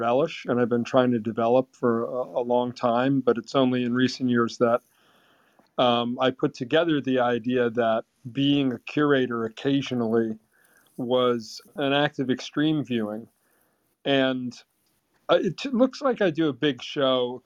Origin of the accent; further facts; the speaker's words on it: Vermont, United States; growing up in Vermont